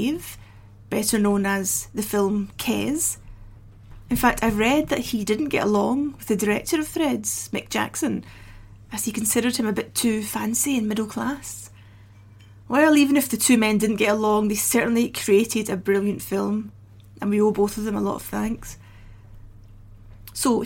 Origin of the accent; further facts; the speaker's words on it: Scotland, United Kingdom; I was raised in Scotland